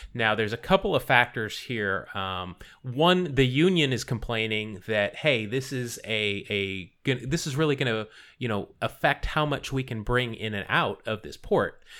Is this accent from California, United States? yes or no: yes; Bay Area, California, United States; moved away as an adult; I'm originally from the Bay Area